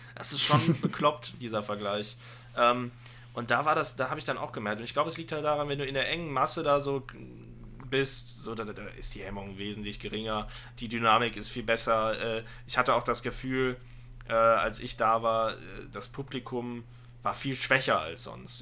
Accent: Aachen area, North Rhine-Westphalia, Germany; ich komme aus der Gegend Aachen. Also Aachen ist die nächste Stadt bei mir. Äh, ich, ich habe zwischen der Eifel und Aachen gewohnt. Äh, Aachen ist quasi Heimat

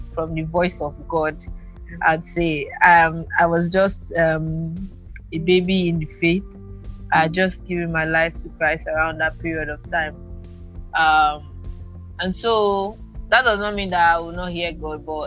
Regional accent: Uyo, Akwa Ibom, Nigeria; I'm from Akwa Ibom, Uyo

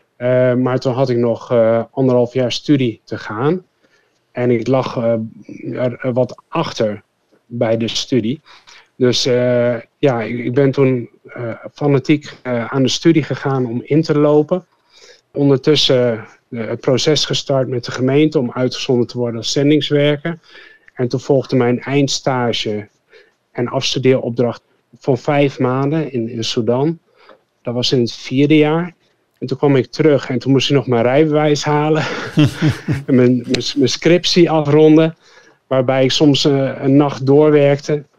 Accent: Zwolle, Overijssel, Netherlands; moved away as an adult; also born or lived in Fortaleza, Brazil; ik zit nu in het huis waar ik geboren ben

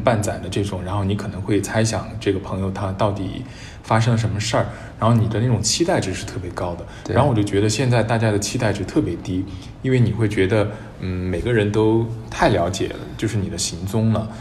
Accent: Chengdu, Sichuan, China; 我也是成都人

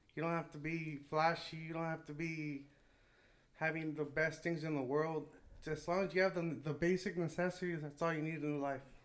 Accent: Salinas, California, United States; I grew up in Salinas, California

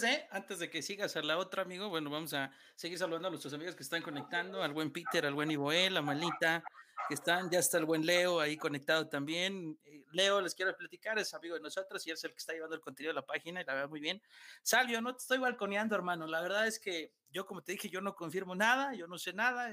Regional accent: Mexico City, Mexico; somos chilangos

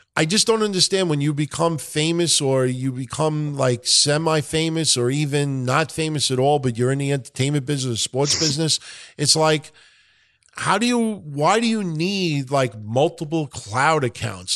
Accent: New York, United States; accent: New York; my New York accent

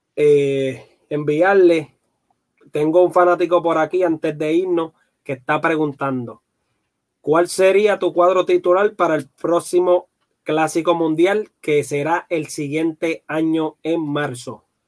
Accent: Guaynabo, Puerto Rico; yo soy de, natural de Guaynabo

